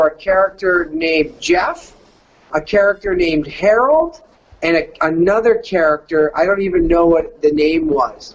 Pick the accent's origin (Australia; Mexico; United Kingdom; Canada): Canada; accent: Canadian; moved away as an adult; also born or lived in California; The fat white guy from Canada